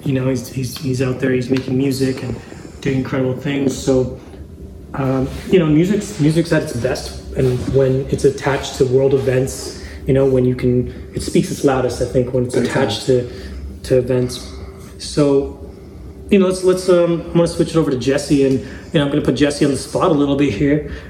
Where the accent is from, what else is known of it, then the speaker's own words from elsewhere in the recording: Zambia; I was born in Zambia, Africa, in the in the heart of Africa